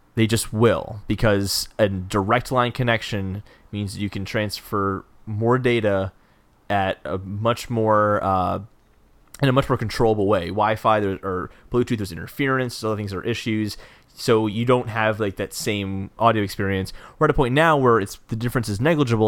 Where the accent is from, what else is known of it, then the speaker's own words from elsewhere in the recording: United States; I'm an American